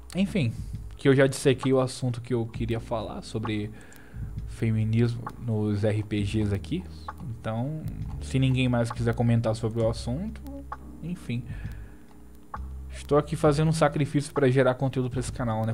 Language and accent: Portuguese; Natal, Rio Grande do Norte, Brazil; Eu também sou do Nordeste, eu sou de Natal